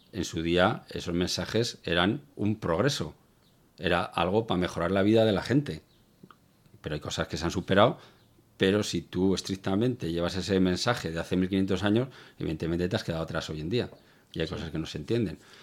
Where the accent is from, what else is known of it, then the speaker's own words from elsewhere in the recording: Zaragoza, Aragon, Spain; moved away as an adult; now in Algeciras, Spain; Yo soy del norte, de Zaragoza, pero llevo más de 20 años viviendo en el sur, en Algeciras